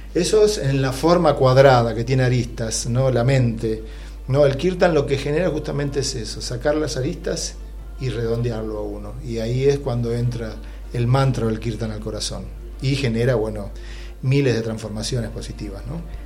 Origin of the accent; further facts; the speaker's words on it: Moreno, Buenos Aires Province, Argentina; yo soy de Moreno